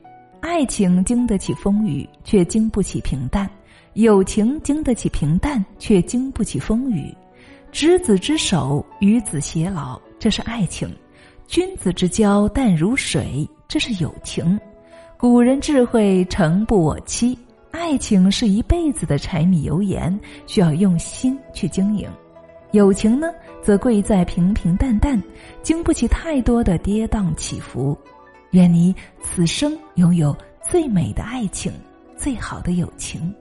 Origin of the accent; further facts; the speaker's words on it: Hunan, China; accent: Hunan; 我记得那个时候我是刚刚接触的，我是湖南人，口音特别的重，所以啊，我对自己很没有信心。